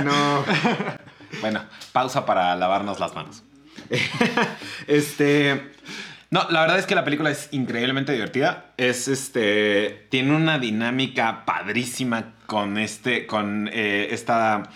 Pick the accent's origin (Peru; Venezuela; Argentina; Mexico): Mexico; yo soy mexicano, o sea, yo sé cómo es mi abuelita